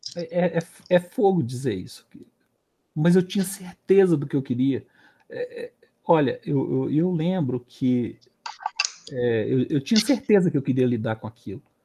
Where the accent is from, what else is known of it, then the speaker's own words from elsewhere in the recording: Belo Horizonte, Minas Gerais, Brazil; Morei no São, no São Francisco aqui